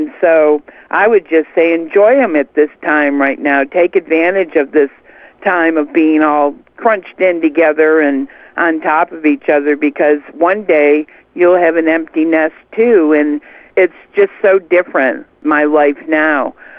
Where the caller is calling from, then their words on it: Alabama, United States; I'm calling you from Alabama.